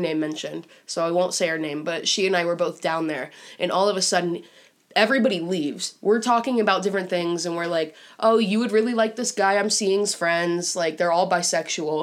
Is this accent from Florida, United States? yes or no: yes; Tampa, Florida, United States; moved away; Tampa. And I'm like, no way, me too.